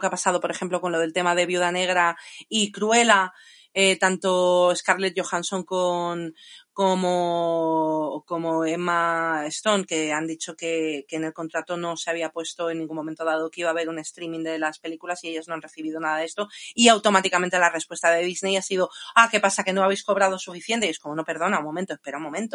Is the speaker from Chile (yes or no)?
no; Spain; moved away; also born or lived in England / London; era nacida en Inglaterra pero criada en España